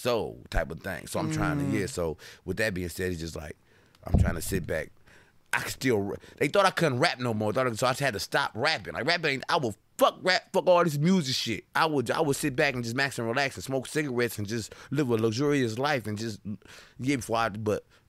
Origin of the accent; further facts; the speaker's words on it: Detroit, Michigan, United States; also born or lived in Harper Woods, Michigan; I was born in Hustle Hospital, Detroit. So, like, I spent time in Detroit